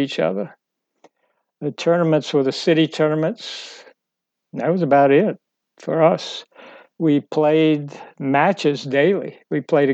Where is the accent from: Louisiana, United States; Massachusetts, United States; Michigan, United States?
Louisiana, United States; New Orleans; I was from New Orleans